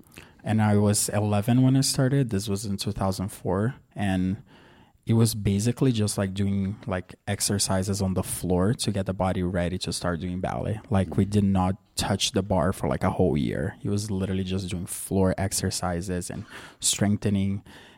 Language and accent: English; Santa Catarina, Brazil; And there's this really good ballet school in my hometown called the Bolshoi. The Bolshoi has a school in my hometown.